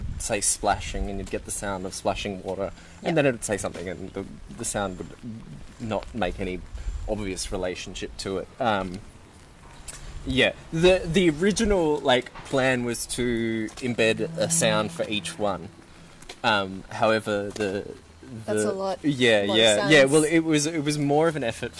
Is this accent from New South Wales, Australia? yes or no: yes; Kurnell, New South Wales, Australia; where I grew up in Cornell